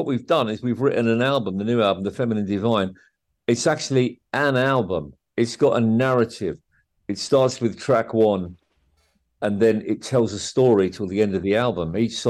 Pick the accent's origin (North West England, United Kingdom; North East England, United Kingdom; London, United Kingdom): London, United Kingdom; Harrow; also born or lived in Wolverhampton, United Kingdom / Ireland; I was born in Wolverhampton. Apart from a couple of years in Ireland, I lived in Wolverhampton when I was just 11. And then we moved to Northwest London, Wembley, Harrow, mainly Harrow. And that's where I grew up, right?